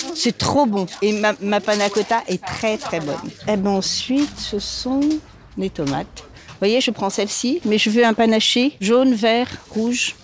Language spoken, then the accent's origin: French; Châteauneuf-Grasse, Provence-Alpes-Côte d'Azur, France; moved away as an adult; also born or lived in Montreal, Canada; now in Paris, France; je venais de Châteauneuf-de-Grasse, un petit patelin au-dessus de Nice